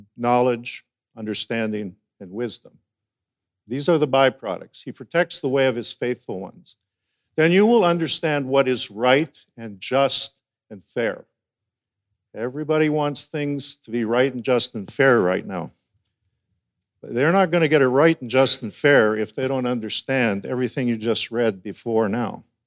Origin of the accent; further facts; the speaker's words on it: Alberta, Canada; moved away as an adult; also born or lived in North Delta, British Columbia; now in Burlington, Canada; I was born and raised in Alberta